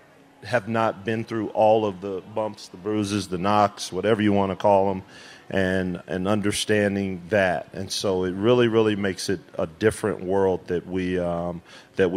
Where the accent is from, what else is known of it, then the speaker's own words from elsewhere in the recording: Kansas City, United States; also born or lived in Oklahoma; now in Las Vegas, United States; I'm from Kansas City